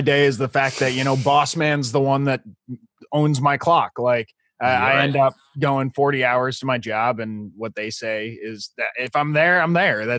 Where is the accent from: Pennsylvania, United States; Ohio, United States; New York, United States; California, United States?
New York, United States; We grew up in New York.